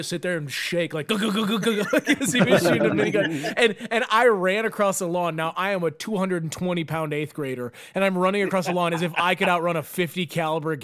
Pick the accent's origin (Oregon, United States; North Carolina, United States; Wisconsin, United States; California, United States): Wisconsin, United States; Neenah; we grew up in Nina